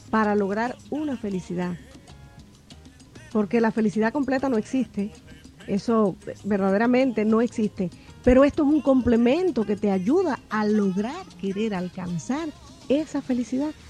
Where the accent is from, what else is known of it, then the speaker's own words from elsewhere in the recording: Banes, Holguín, Cuba; en mi Cuba, mi Cuba natal, en mi pueblo, porque yo soy de la parte oriental de Cuba, de la provincia de Holguín, un pueblecito llamado Vanes, al cual amo y el cual recuerdo con mucho cariño